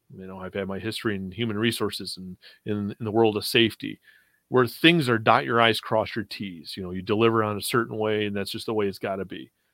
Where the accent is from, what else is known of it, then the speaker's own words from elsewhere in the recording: Western New York, United States; now in Florida, United States; I live in Florida, but I'm originally from Western New York